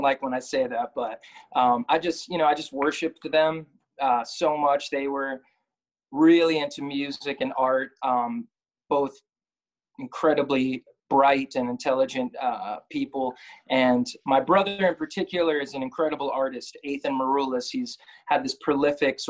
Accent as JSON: {"language": "English", "region": "New Jersey", "country": "United States", "tie": "born or raised there", "also_born_or_lived": "Brooklyn, New York / Manhattan, New York", "said": "Born in Brooklyn, but I grew up in North Jersey, moved back here a few years ago"}